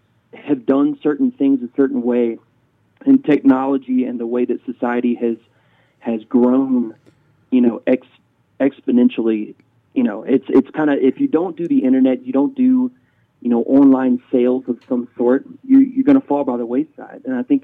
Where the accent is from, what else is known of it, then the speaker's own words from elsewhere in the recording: Alabama, United States; moved away as an adult; now in Colorado Springs, United States; we're from Alabama originally.